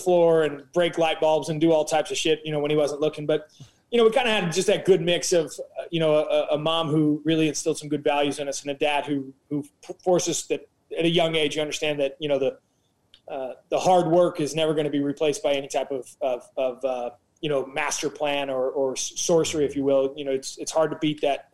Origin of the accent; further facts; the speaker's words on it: Missouri, United States; we're from Missouri, right? So we're kind of that blue collar Midwest root feel.